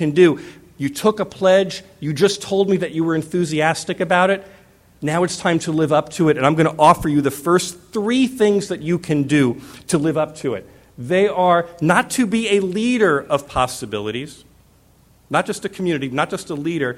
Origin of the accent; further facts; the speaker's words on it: Arizona, United States; I'm from Arizona